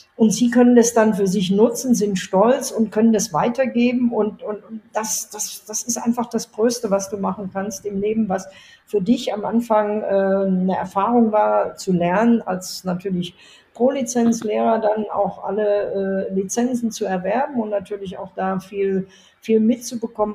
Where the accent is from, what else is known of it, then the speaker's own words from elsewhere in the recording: Germany; moved away as an adult; now in Riyadh, Saudi Arabia; als Deutsche